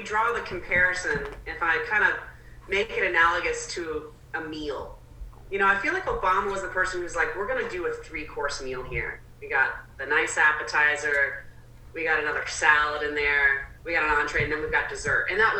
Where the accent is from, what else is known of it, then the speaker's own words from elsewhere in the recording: Southern United States, United States; And I'm from the South, so we would say fixing and healing.